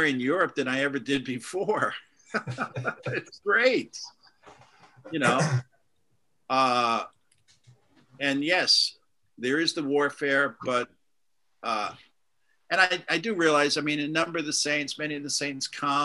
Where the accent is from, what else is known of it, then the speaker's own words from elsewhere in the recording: New York, United States; moved away as an adult; also born or lived in Boston / London; now in Dublin, Ireland; I grew up in New York